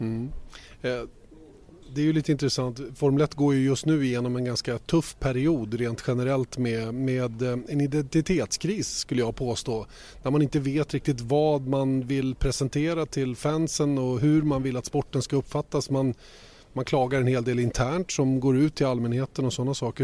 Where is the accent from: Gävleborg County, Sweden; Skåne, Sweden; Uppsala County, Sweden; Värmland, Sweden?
Uppsala County, Sweden; Uppsala; hemma i hammocken i, i, i trädgården i Bärbyhage hemma i Uppsala